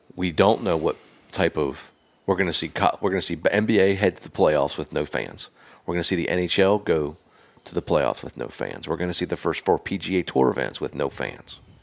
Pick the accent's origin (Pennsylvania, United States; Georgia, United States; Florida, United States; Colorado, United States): Pennsylvania, United States; now in Nashville, United States; I consider myself a Nashvilleian 'cause I've lived here longer than I've lived anywhere, but I'm from Pennsylvania